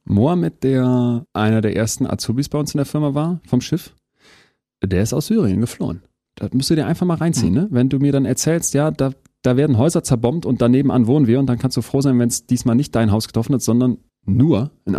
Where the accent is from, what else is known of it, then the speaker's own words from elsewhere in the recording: Berlin, Germany; also born or lived in Münster / Spain / Istanbul / Toulouse; bin ich natürlich auch viel mehr Berliner und Münsteraner als irgendwie jetzt, weiß ich nicht, ähm, Bayer